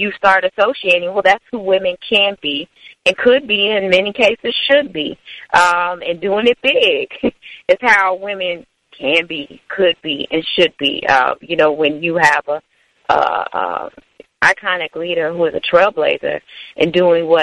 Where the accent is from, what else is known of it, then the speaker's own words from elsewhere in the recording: Chicago, Illinois, United States; I'm a native Chicagoan from the far south side of the city